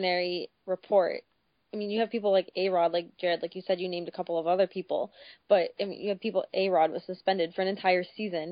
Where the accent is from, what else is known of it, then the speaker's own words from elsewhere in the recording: Boston, Massachusetts, United States; we're from Boston